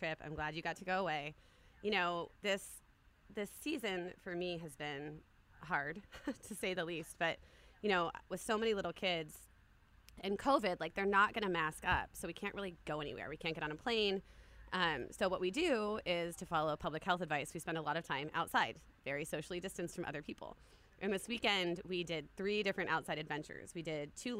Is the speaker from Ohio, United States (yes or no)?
yes; Columbus, Ohio, United States; now in Washington, United States; I grew up in Ohio, and my mother and father are from Columbus, where I grew up